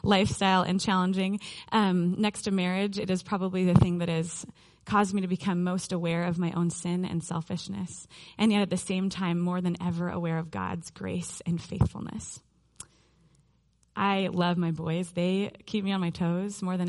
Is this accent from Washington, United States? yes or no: yes; Mercer Island, Washington, United States; I graduated from Mercer Island High School in the last year of the last century, 1999